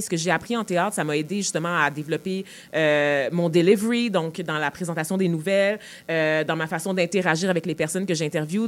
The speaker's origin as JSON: {"language": "French", "town": "Montreal", "region": "Quebec", "country": "Canada", "said": "je viens de Montréal, je veux dire, moi, c'est, comme ça que je me vois, vraiment comme une Montréalaise premièrement, euh, québécoise"}